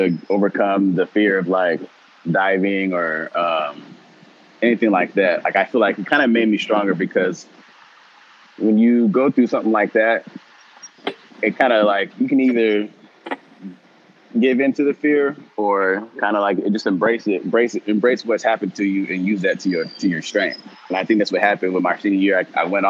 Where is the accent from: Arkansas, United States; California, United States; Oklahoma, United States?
California, United States; Chino Hills; also born or lived in Long Beach, California; I was born in Long Beach and then went to school out in Chino Hills